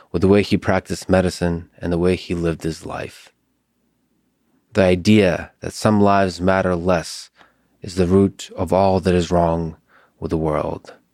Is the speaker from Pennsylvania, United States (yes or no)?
yes; Philadelphia, Pennsylvania, United States; I'm from Philadelphia, so